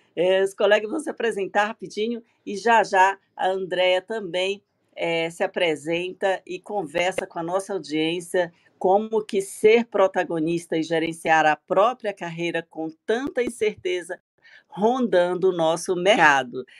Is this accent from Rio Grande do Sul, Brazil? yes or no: no; São Luís, Maranhão, Brazil; now in São Paulo, Brazil; Sou maranhense, natural de São Luís do Maranhão, morando em São Paulo há 20 anos.